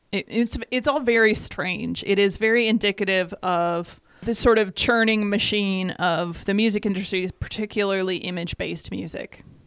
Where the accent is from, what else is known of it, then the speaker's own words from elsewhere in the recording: Michigan, United States; first language English; moved away; having been from Michigan